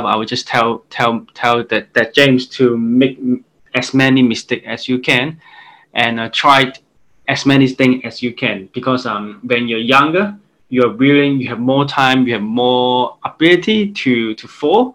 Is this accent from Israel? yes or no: no; Hong Kong; I'm from Hong Kong